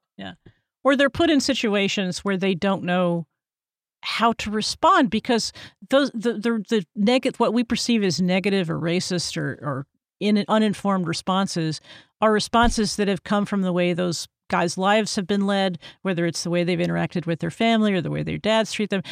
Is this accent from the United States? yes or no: yes; Texas, United States; I'm from Texas